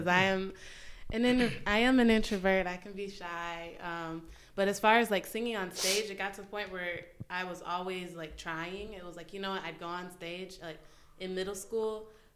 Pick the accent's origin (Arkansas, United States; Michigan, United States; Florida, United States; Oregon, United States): Michigan, United States; Detroit; moved away as an adult; also born or lived in Walled Lake, Michigan; now in New York City, United States; I grew up in Detroit, just all over the city, moved around a lot, and ended up in high school moving outside of Detroit